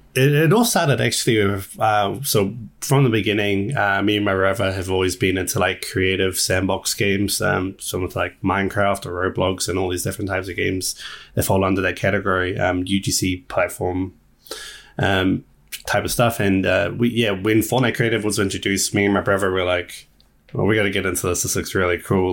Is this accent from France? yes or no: no; New Zealand; we're from New Zealand